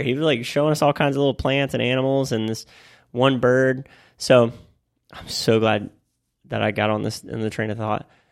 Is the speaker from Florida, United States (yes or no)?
yes; Florida, United States; I'm from Florida